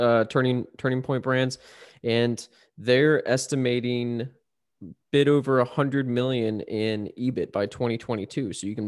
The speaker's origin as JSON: {"language": "English", "country": "United States", "said": "I'm an American, of course."}